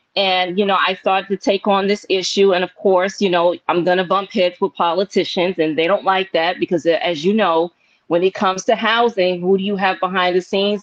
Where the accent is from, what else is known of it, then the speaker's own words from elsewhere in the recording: New York City, New York, United States; also born or lived in Bronx, New York; I was born in Harlem. I come from a Caribbean background